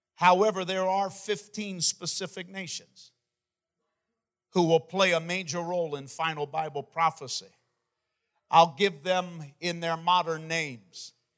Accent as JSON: {"language": "English", "region": "Maine", "country": "United States", "tie": "born or raised there", "said": "my home state, the state of Maine"}